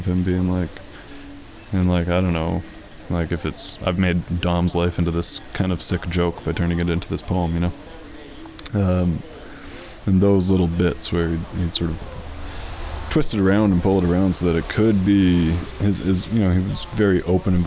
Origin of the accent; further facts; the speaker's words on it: Vancouver, British Columbia, Canada; having grown up riding the bus all over Vancouver